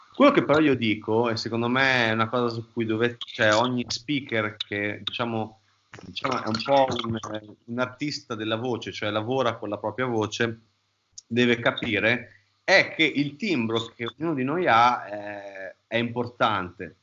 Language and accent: Italian; Emilia-Romagna, Italy; accent: Romagnolo; noi veniamo uno tra, una delle terre più belle del mondo, che è la Romagna, ehm, però diciamo che abbiamo un accento che ci ingrassa molto la lingua e che si sente praticamente, ogni cosa che diciamo, si sente che siamo romagnoli.